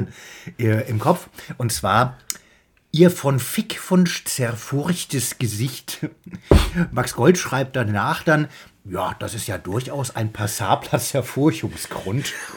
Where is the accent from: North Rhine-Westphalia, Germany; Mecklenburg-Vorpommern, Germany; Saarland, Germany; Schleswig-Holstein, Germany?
Saarland, Germany; ich bin bin ja auch im Saarland aufgewachsen